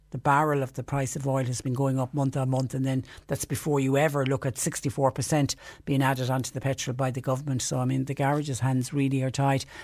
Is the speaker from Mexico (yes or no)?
no; Ireland; moved away; On a positive, it is great to see that my home country of Ireland is reopening.